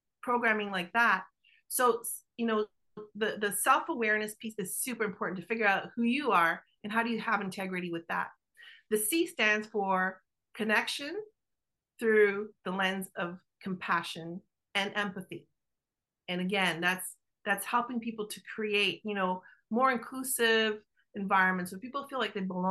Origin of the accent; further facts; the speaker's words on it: Canada; accent: Italian Canadian; my Italian Canadian accent